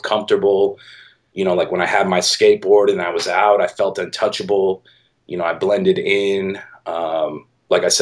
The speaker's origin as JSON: {"language": "English", "town": "Milwaukee", "region": "Wisconsin", "country": "United States", "tie": "born or raised there", "moved": "as an adult", "lives_now": "San Francisco, United States", "said": "I grew up in Milwaukee and I moved to San Francisco like right out of high school"}